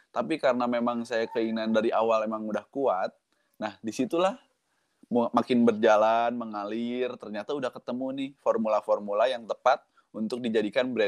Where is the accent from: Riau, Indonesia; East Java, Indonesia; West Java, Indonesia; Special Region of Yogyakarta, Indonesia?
West Java, Indonesia; Bandung; born there; Walaupun eh, saya lahir di Bandung gitu ya, tapi sehari-hari hmm. ngomong bahasa Indonesia dan bahasa Jawa